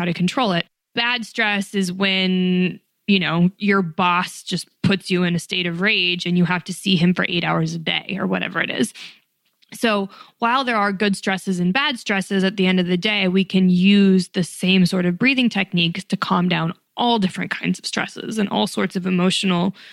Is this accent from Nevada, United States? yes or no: yes; Reno, Nevada, United States; moved away as an adult; also born or lived in New York City; I was born and raised in Reno, Nevada